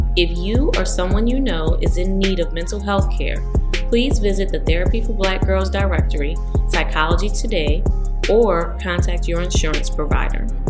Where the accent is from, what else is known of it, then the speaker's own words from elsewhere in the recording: New Orleans, Louisiana, United States; I am from the five oh four